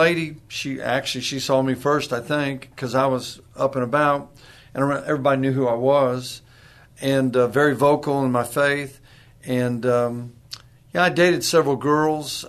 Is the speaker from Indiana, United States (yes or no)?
no; Corpus Christi, Texas, United States; also born or lived in Virginia / San Antonio, Texas; I was born in Virginia. I just tell people I got to Texas as quick as I could. And I got to Corpus Christi